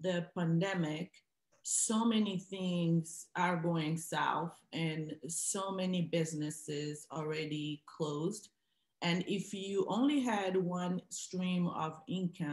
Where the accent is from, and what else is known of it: Angola; now in United States